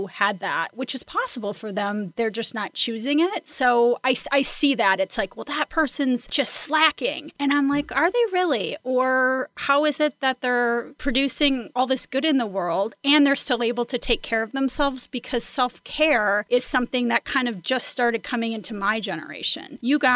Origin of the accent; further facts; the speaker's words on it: Midwest, United States; I'm from the Midwest